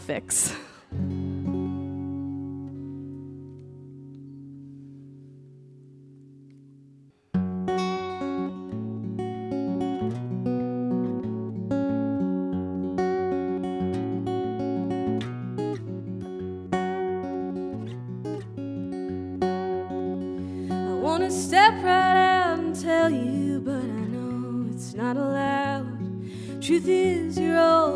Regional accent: Texas, United States; I'm from Texas

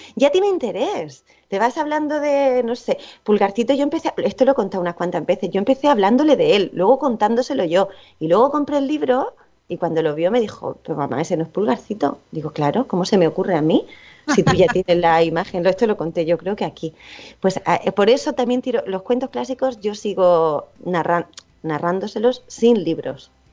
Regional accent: town at the end of the Ruta del Bakalao, Valencian Community, Spain; moved away; yo que vivo en un pueblo, bueno, ahora no, pero mi pueblo es el final de la ruta del bacalao

